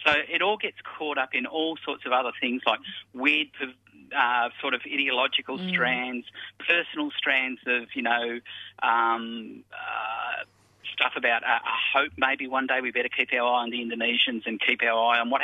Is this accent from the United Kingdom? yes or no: no; Australia; as an Australian